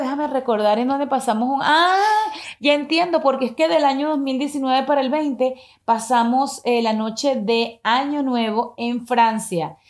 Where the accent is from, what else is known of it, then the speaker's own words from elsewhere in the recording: Venezuela; moved away; also born or lived in Miami, United States / Madrid, Spain; Yo nací en Venezuela